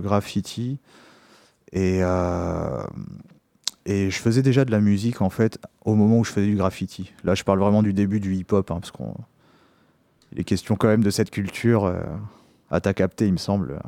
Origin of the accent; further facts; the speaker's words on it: Poitiers, Nouvelle-Aquitaine, France; je suis originaire de Poitiers